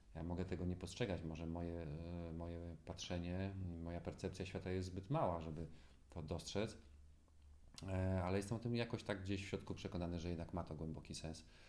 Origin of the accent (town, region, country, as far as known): Gdańsk, Pomeranian Voivodeship, Poland; born or raised there